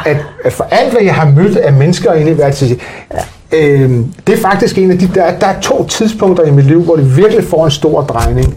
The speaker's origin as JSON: {"language": "Danish", "country": "Denmark", "tie": "born or raised there", "said": "Jeg blev født ude i det, der hed Kønby Værket i, i gamle dage"}